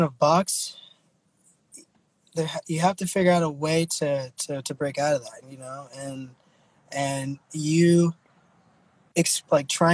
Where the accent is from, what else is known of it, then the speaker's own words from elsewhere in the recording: Texas, United States; now in Oakland, United States; I'm originally from here, from Oakland. I was born here, and then I was raised in Texas